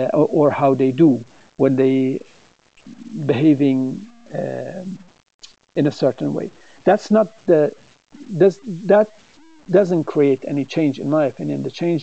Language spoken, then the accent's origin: English; Sweden; because growing up in Sweden and have been working internationally